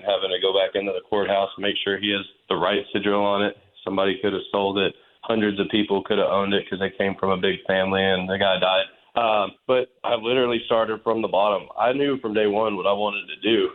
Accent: Dallas, Texas, United States; growing up in Dallas, but spending a lot of time in West Texas on a family property

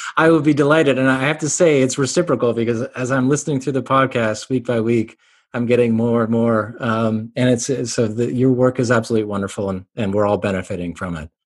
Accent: Canada; also born or lived in Cambridge, England; I'm Canadian

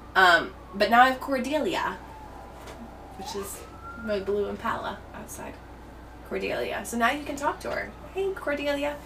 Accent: United States; I'm American

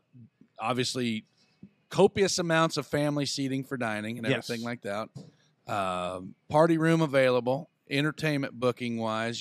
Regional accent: Huntingburg, Indiana, United States; You know, you growing up around my old man. You know, growing up in the Holland Huntingburg area, my grandparents knowing your mom and dad.

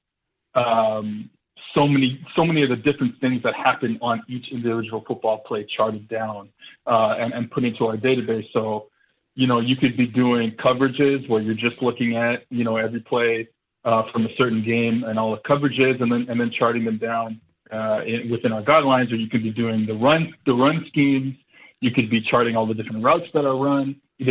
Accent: New Orleans, Louisiana, United States; now in Montreal, Canada; I was born in New Orleans

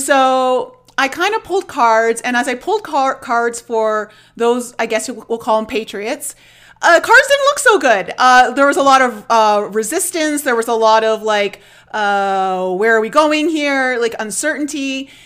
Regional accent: outside of Toronto, Ontario, Canada; I grew up in Canada, in, outside of Toronto

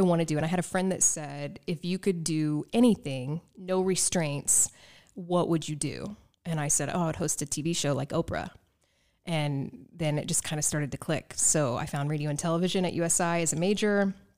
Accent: Evansville, Indiana, United States; moved away as an adult; also born or lived in Las Vegas; my hometown

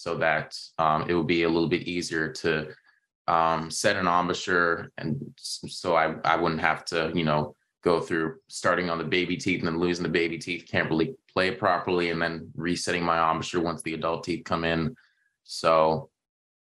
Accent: Toronto, Ontario, Canada; growing up in the Toronto area

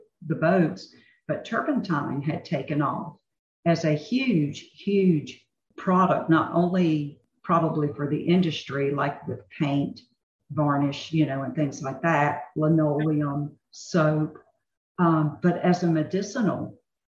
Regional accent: North Carolina, United States; I'm born and raised in North Carolina

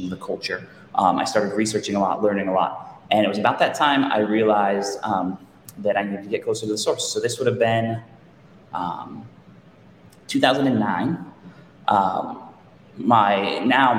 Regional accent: Pendleton, Oregon, United States; moved away as an adult; now in Walla Walla, United States; I actually ended up back in my hometown of Pendleton, Oregon.

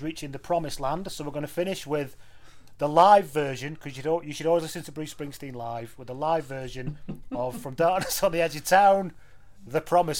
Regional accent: England, United Kingdom; Even though I'm English

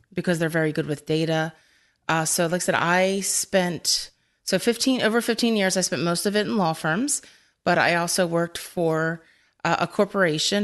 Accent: Philadelphia, Pennsylvania, United States; I'm from Philadelphia

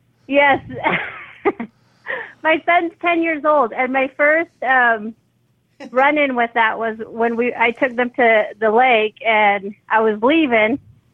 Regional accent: Utah, United States; I'm from Utah.

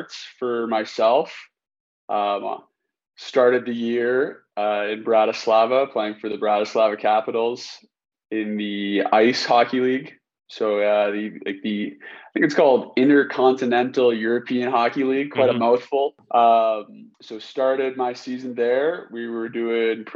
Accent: Canada; moved away as an adult; now in Kuopio, Finland; So I'm a Canadian. I played my minor hockey in Canada

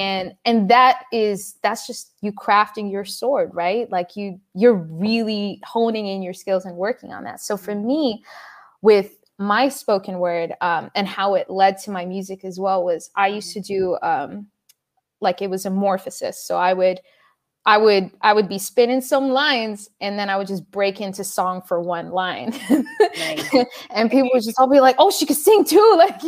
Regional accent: Dubai, United Arab Emirates; also born or lived in Sudan; I'm originally Sudanese and I was born and raised in Dubai.

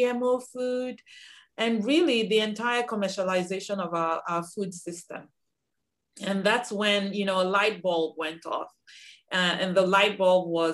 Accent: Nigeria; moved away as an adult; now in United States; I'm originally from Nigeria. I came to the US in 1999 to pursue an advanced degree in engineering

